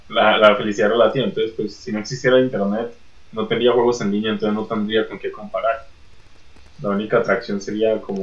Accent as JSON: {"language": "Spanish", "country": "Colombia", "said": "en Colombia también tenemos ese tipo de mercados"}